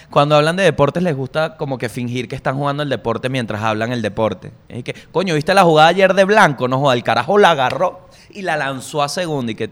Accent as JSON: {"language": "Spanish", "region": "La Guaira", "country": "Venezuela", "tie": "born there", "said": "Porque yo nací en La Guaira."}